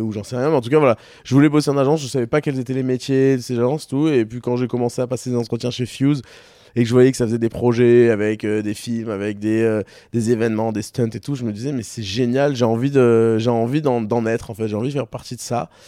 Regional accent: Toulon, Provence-Alpes-Côte d'Azur, France; moved away as an adult; also born or lived in Paris; now in Marseille, France; je viens de Toulon à la base

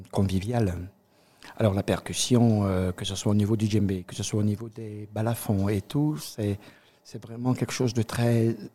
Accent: Cameroon; also born or lived in Côte d'Ivoire; now in Alsace, France; alors, je suis originaire du Cameroun, je viens de la Côte d'Ivoire, et là, je vis en Alsace.

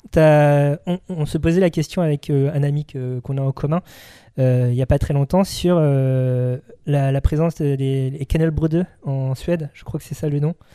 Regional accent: La Roche-sur-Yon, Pays de la Loire, France; je viens de La Roche-sur-Yon, donc oui, je suis citadin

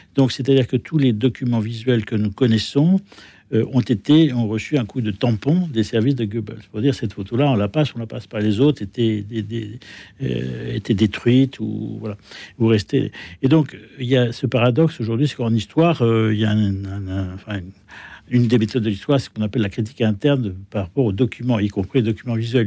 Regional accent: France; je suis français

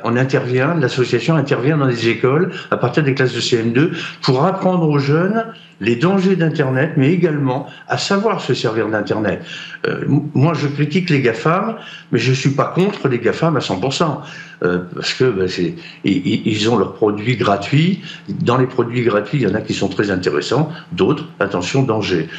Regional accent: Brittany, France; j'ai un drapeau breton et je revendique la Bretagne et, notre culture bretonne

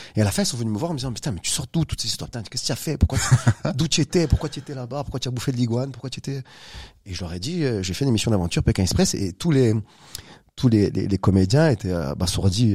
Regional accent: Corsica, France; Je suis né en Corse il y a quelques années

